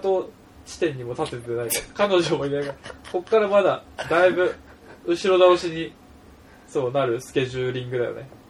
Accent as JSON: {"language": "Japanese", "town": "Hamamatsu", "region": "Shizuoka", "country": "Japan", "tie": "born or raised there", "said": "僕の地元の、まあ、静岡県の浜松っていうところ浜松祭りっていうのがある"}